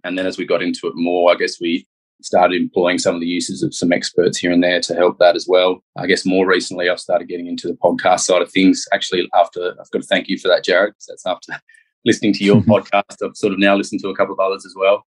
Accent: Perth, Western Australia, Australia; I was born in Perth and grew up here.

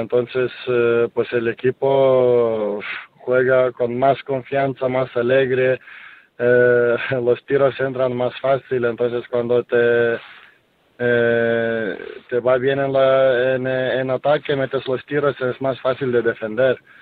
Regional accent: Lithuania; Spanish is a second language; now in Spain; en mi país, en Kaunas

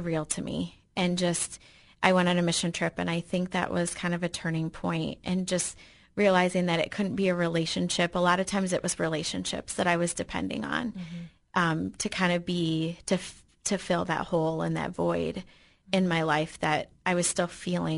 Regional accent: Michigan, United States; moved away; I grew up in Michigan

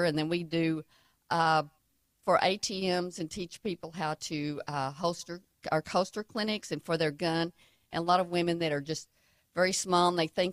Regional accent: Texas, United States; accent: Texan

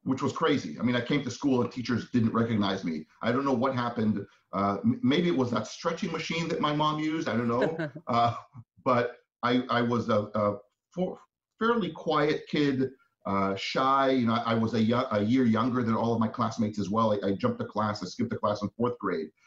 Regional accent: Israel; moved away as an adult; now in United States; I am Israeli, even though I will say, now that I'm uh, close to turning 50, I have spent less than half of my life in Israel. And yeah. yet, that's still kind of where my teenage and young adulthood was

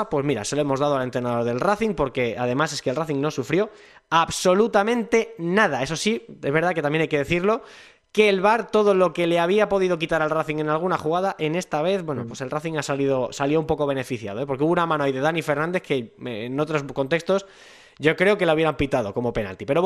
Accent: Las Rozas de Madrid, Community of Madrid, Spain; el equipo de mi pueblo, de mi ciudad, Las Rozas

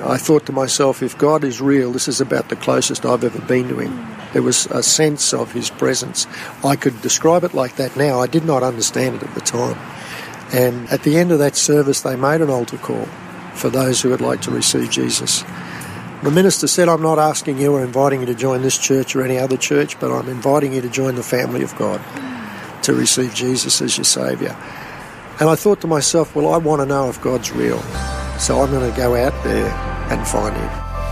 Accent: Rockhampton, Queensland, Australia; also born or lived in Brisbane / Innisfail; I was eight years of age, um, living in Rockhampton from Brisbane in the early years of, from after I was born in Brizzy. My dad was transferred up to Innisfail and uh, then back to Rockhampton.

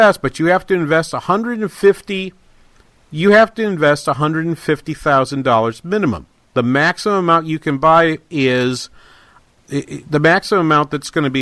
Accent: New England, United States; I'm a Celtics fan, because I'm from New England

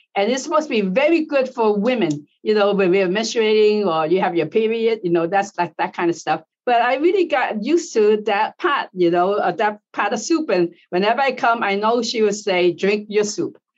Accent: United States; I'm born in the United States, you know, but now I'm Asian American

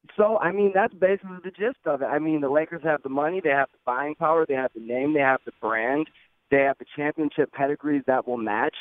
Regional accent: Lansing, Michigan, United States; I'm a Michigan State guy. I'm from Lansing, Michigan.

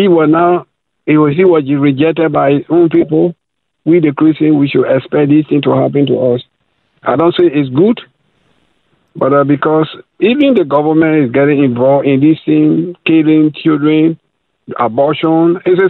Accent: Liberia; I'm from Liberia, West Africa.

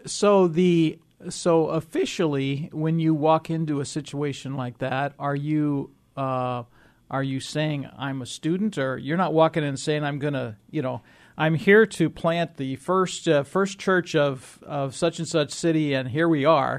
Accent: Illinois, United States; I grew up in Illinois

